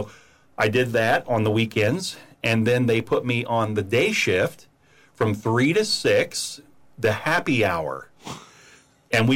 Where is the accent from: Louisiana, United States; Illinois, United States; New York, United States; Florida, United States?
Florida, United States; Daytona Beach; also born or lived in Indiana; now in Vero Beach, United States; I grew up in Daytona